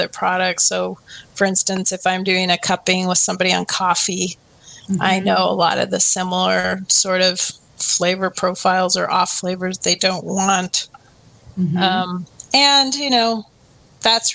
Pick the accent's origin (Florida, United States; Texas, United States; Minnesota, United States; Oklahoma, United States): Minnesota, United States; now in Oregon, United States; I grew up in Minnesota, but my dad was from Oregon